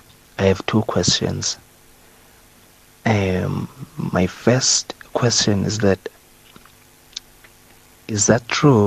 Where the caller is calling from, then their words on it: Port Elizabeth, Eastern Cape, South Africa; I'm anonymous from Port Elizabeth.